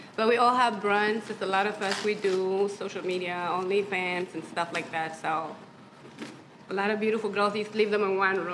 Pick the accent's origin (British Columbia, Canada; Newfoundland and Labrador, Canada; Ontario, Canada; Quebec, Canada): Ontario, Canada; Toronto; moved away as an adult; also born or lived in Ethiopia; now in Los Angeles, United States; I'm born in Ethiopia. Mm-hmm. I grew up in Toronto.